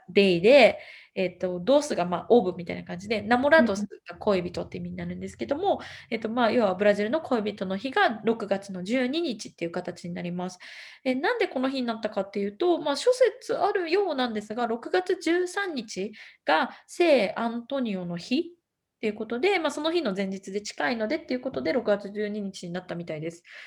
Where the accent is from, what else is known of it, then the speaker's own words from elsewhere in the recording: Gifu, Japan; moved away as an adult; now in São Paulo State, Brazil; 岐阜県出身